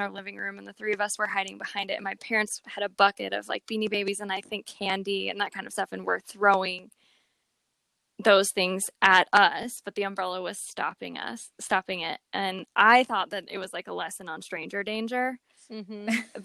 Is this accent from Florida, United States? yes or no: no; New Jersey, United States; moved away as an adult; also born or lived in Indiana / Colorado; I moved from New Jersey out to Colorado, where I was an adult on my own without my family.